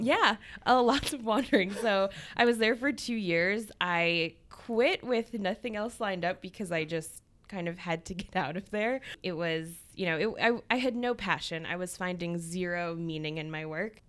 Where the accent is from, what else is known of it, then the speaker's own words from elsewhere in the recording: Chicago, Illinois, United States; now in Boston, United States; I'm from Chicago um, not New York, but I grew up in a very Jewish suburb of Chicago